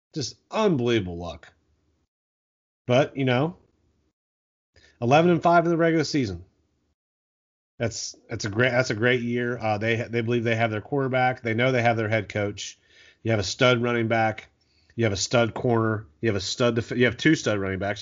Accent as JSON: {"language": "English", "region": "Ohio", "country": "United States", "said": "I'm from Ohio, Ohio State fan"}